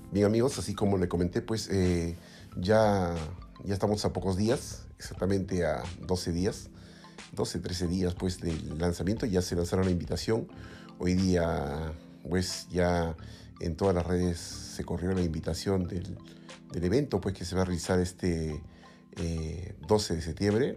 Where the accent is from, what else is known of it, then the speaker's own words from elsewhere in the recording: Lima, Peru; yo soy aquí de Lima